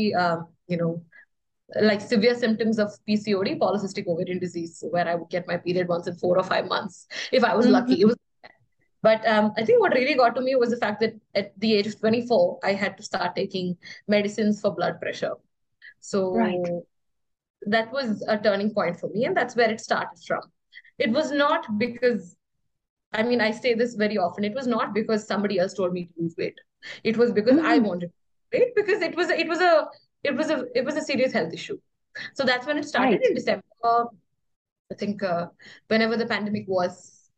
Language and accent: English; Kerala, India; moved away; I came to Kerala, which is my hometown, for like a small visit